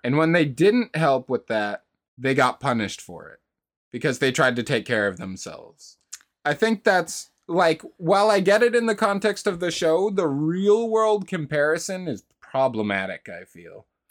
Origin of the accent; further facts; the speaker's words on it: United States; Just as an American